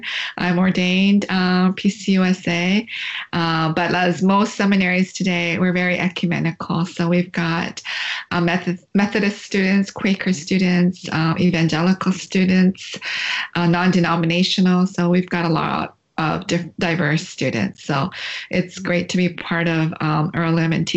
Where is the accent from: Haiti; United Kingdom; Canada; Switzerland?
Canada; London, Ontario; moved away as an adult; also born or lived in Korea; now in Indiana, United States; growing up in Canada in a small town called London, Ontario, it's about 2.5 hours from Toronto